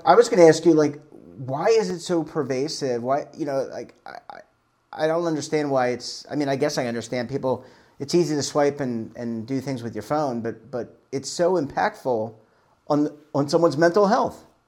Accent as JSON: {"language": "English", "town": "Baltimore", "region": "Maryland", "country": "United States", "moved": "yes", "said": "I'm originally from Baltimore"}